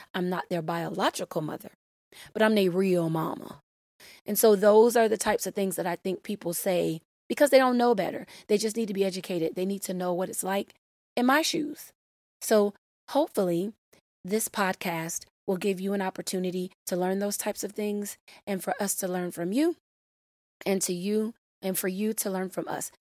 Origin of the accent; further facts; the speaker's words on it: Florida, United States; my home state of Florida